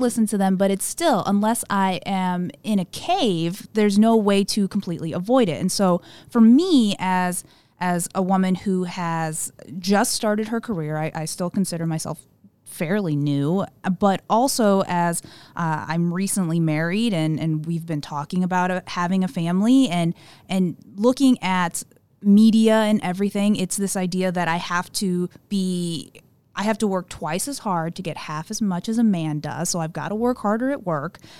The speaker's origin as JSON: {"language": "English", "region": "Southern Illinois", "country": "United States", "tie": "born or raised there", "also_born_or_lived": "South Korea / Saint Louis, Missouri", "said": "he was stationed at Scott Air Force Base in Southern Illinois, where he retired, and, and I grew up in that area"}